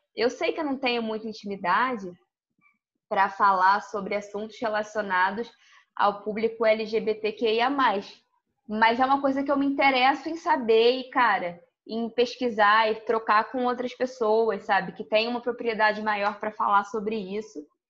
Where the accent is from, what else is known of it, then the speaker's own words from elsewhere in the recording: Rio de Janeiro, Brazil; also born or lived in Porto Alegre, Rio Grande do Sul; A minha vida toda é no Rio, majoritariamente no Rio